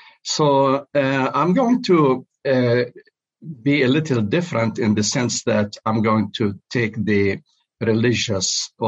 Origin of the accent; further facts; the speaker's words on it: Jerusalem, Palestine; moved away as an adult; also born or lived in Switzerland; I was born in Jerusalem and grew up in the embrace of conservative evangelical churches.